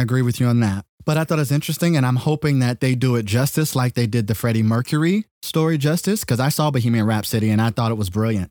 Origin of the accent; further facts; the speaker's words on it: California, United States; I'm not from the country. I was born and raised in California